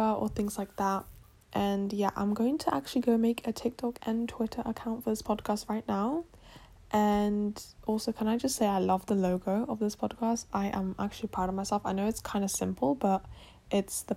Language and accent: English; England, United Kingdom; accent: British; I'm born and raised in England, and I am originally from Poland